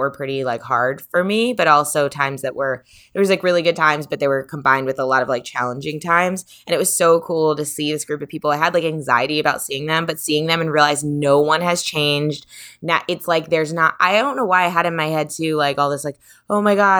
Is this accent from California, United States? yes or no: no; New York, United States; that is the cool thing about growing up in New York, or like being like a kid in New York, or being like a young adult in New York